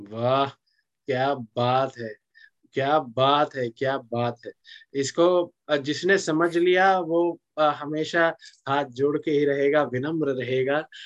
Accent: Singrauli, Madhya Pradesh, India; मैं मध्य प्रदेश का रहने वाला हूँ और अच्छा। मेरा जो नेटिव डिस्ट्रिक्ट है सिंगरौली है

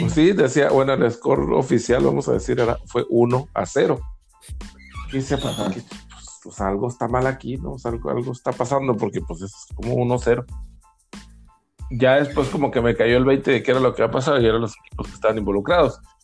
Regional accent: Chihuahua, Mexico; los que somos los, de Chihuahua que lo vimos jugar allá

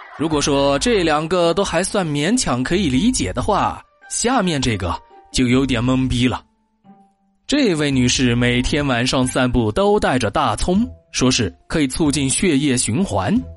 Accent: Yunnan, China; 我们云南人

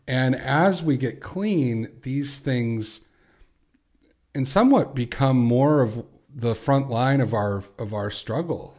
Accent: Chicago, Illinois, United States; I'm from Chicago

